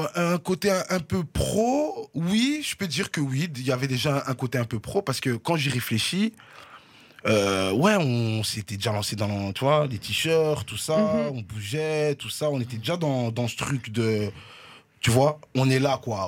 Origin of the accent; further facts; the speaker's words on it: Brussels, Brussels-Capital Region, Belgium; je suis né là. Mhm. C'est la commune là où j'ai grandi